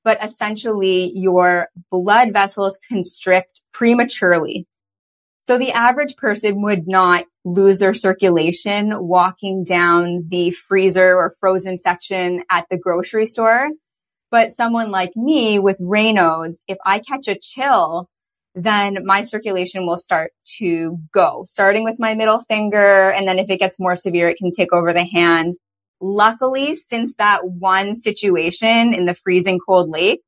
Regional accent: Toronto, Ontario, Canada; now in British Columbia, Canada; I grew up in Toronto, Ontario

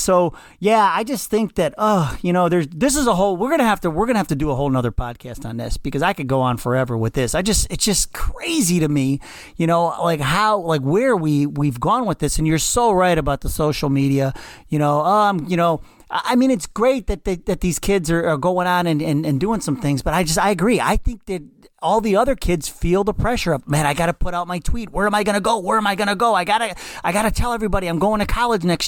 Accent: Cleveland, Ohio, United States; I grew up in Slavic Village in Cleveland

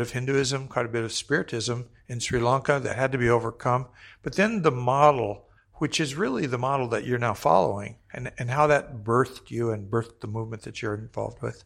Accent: Hawaii, United States; I came from Hawaii

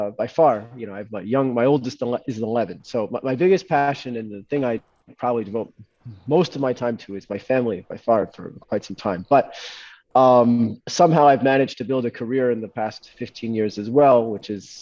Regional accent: United States; moved away as an adult; also born or lived in London, United Kingdom / New York City, United States; now in Israel; I was born in London, grew up my whole life in New Jersey, in New York City, and I moved to Israel 6 years ago

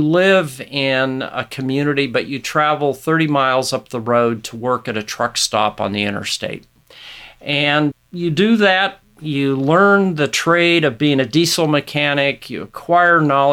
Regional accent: Nebraska, United States; here in my home state of Nebraska

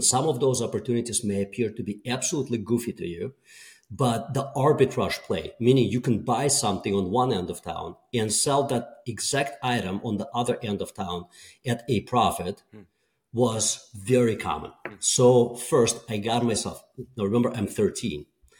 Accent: Russia; English is a second language; moved away; So I was born and raised in Soviet Union.

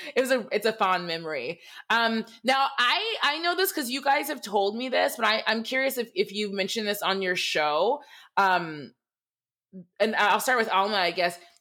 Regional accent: Michigan, United States; I, I grew up in Michigan. I grew up in an all white town in Michigan.

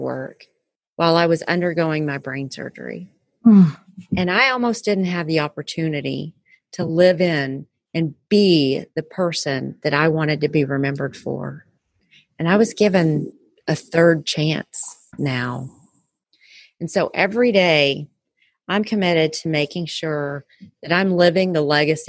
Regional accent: Texas, United States; I'm still a Texan

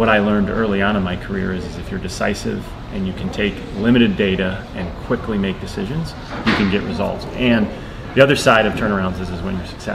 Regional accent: Midwest, United States; I grew up in the Midwest

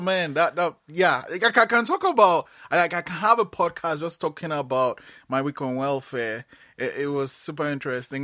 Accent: Nigeria; now in Canada; I'm Nigerian, right? And I moved to Canada

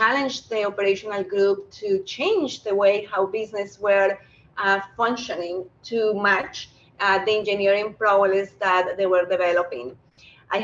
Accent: Colombia; moved away as an adult; now in Canada; I happen to be a Canadian with an accent. I was born in Colombia, where I studied industrial engineering

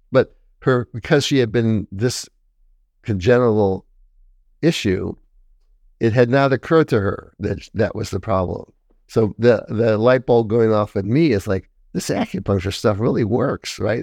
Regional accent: Detroit, Michigan, United States; moved away as an adult; also born or lived in Taiwan; I'm from Detroit

